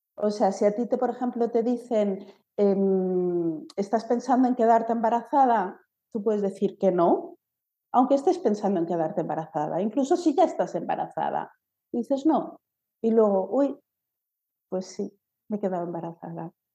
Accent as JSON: {"language": "Spanish", "country": "Spain", "moved": "yes", "lives_now": "Germany", "said": "soy de España"}